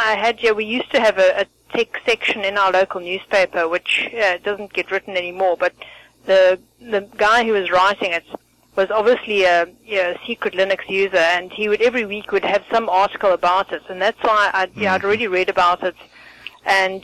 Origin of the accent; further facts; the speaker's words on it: South Africa; also born or lived in Benoni; I'm from South Africa